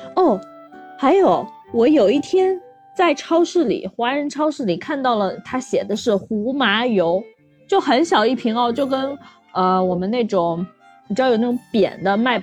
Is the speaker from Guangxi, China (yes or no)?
no; Bayannur, Inner Mongolia, China; moved away; 因为我出生在一个以农业为主的地方